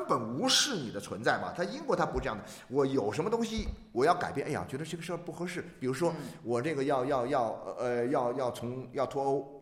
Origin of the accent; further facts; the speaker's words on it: China; 我们中国人